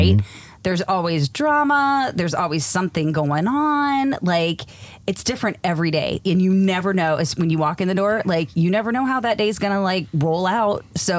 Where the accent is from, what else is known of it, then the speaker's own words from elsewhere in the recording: East Coast, United States; moved away as an adult; now in San Diego, United States; I grew up on the East Coast, which is why I talk the way that I do. And when we moved out to San Diego in 2004, I said, listen, 2 years, that's it.